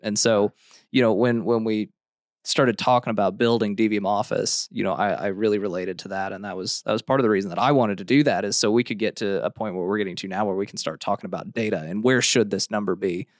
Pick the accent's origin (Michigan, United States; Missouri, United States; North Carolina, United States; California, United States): Missouri, United States; Hannibal; I grew up in Hannibal, Missouri